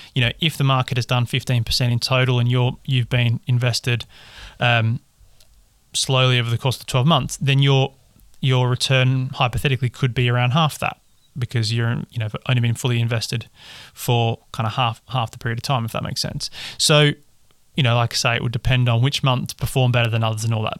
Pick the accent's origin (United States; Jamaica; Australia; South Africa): Australia; Perth, Western Australia; moved away; I'm from Perth in Western Australia originally